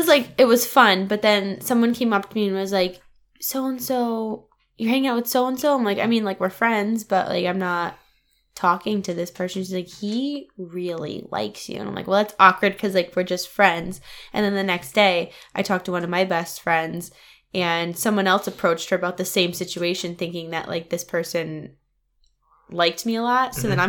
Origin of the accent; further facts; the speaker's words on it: Wallingford, Connecticut, United States; I grew up in Wallingford and I run into so many people I don't want to see, I can't live there.